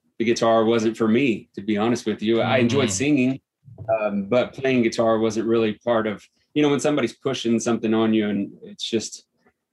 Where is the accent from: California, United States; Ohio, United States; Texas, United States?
Texas, United States; Central; now in Evergreen, United States; I grew up in Central Texas